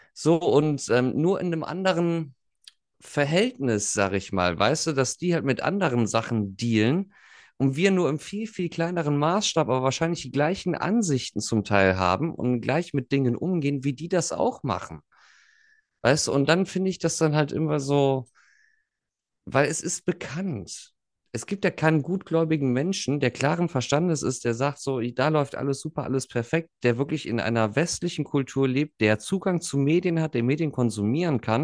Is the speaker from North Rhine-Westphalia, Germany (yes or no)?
yes; near the Ruhr area, western Germany, North Rhine-Westphalia, Germany; da wo ich herkomme, 20 Minuten weiter bist du direkt so gefühlt im Pott